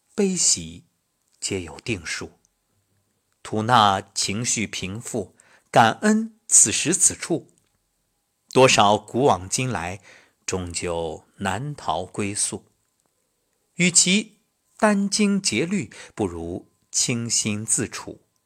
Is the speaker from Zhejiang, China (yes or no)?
no; Xuzhou, Jiangsu, China; moved away as an adult; 我觉着我的家乡就是整个世界。因为从小到大，无论是上学、工作，没有离开过